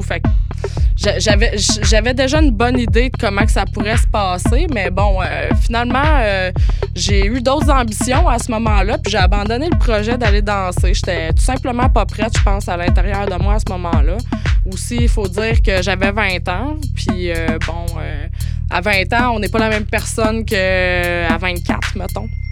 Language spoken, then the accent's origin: French; Montérégie, Quebec, Canada; je viens d'une moyenne ville de la Montérégie